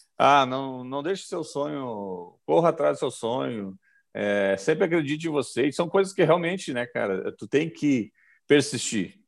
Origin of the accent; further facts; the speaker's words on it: Gravataí, Rio Grande do Sul, Brazil; eu sou de Gravataí e nós tínhamos nossos, o nosso time do bairro ali